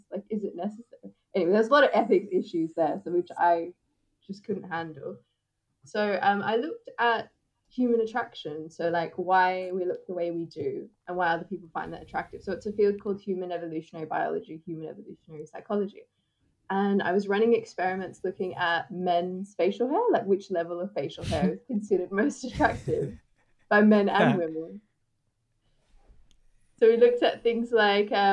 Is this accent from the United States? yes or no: no; Australia; accent: David Attenborough's accent; I'm from Australia and I'm South Asian